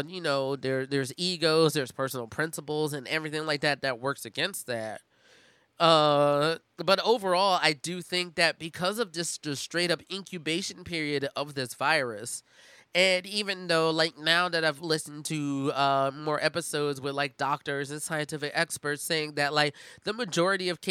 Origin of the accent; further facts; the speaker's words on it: Philadelphia, Pennsylvania, United States; my hometown, Philadelphia